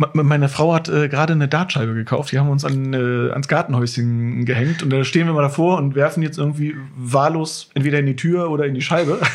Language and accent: German; Walsrode, Lower Saxony, Germany; in Walsrode geboren und äh, ja, als Kind dann erstmal äh, woanders gewesen, also aber immer im, im Großraum Walsrode